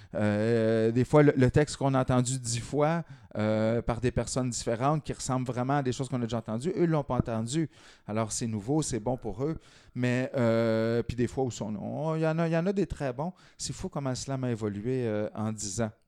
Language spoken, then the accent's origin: French; Lanaudière, Quebec, Canada; also born or lived in Montreal; j'étais originaire de la Naudière